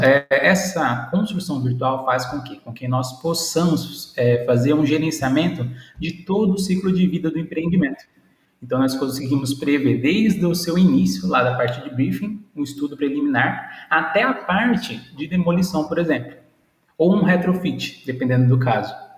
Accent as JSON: {"language": "Portuguese", "town": "Presidente Prudente", "region": "São Paulo", "country": "Brazil", "said": "sou daqui da cidade de Presidente Prudente, logo ali no canto do nosso querido São Paulo"}